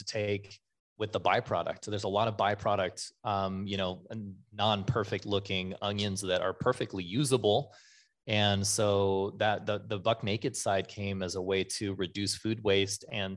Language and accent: English; Nyssa, Oregon, United States; I'm from Nyssa, Oregon